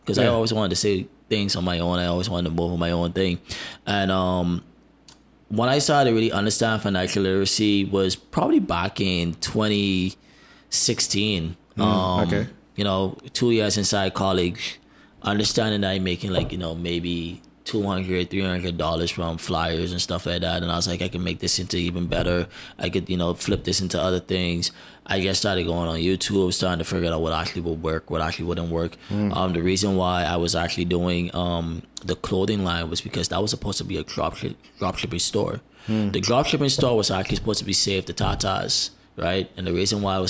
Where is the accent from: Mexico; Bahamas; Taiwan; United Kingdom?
Bahamas; also born or lived in United States; I'm American Bahamian